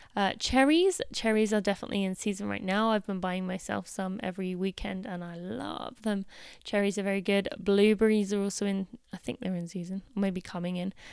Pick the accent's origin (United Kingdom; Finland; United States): United Kingdom; being British